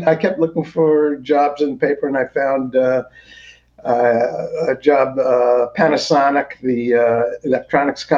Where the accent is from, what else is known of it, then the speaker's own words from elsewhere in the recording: New York City, New York, United States; I grew up in New York City